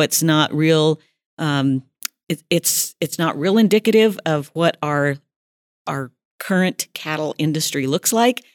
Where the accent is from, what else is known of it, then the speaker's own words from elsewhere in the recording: Chinook, Montana, United States; now in Billings, United States; I am a native of Montana. I was born and raised in Chinook